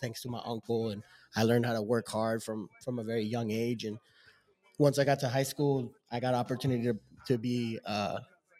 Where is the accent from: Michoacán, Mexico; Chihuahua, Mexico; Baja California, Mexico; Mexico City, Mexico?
Chihuahua, Mexico; Ciudad Juárez; moved away; also born or lived in El Paso, Texas; I grew up in Juarez, Chihuahua, in Mexico, right across the border from El Paso, Texas.